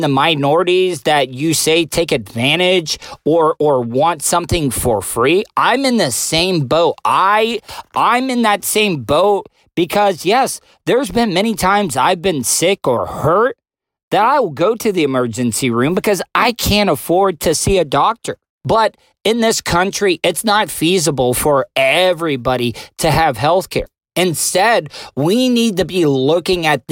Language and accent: English; DeLeon Springs, Florida, United States; The town I grew up in DeLeon Springs, Florida, and I went to school in Pearson at Pearson Taylor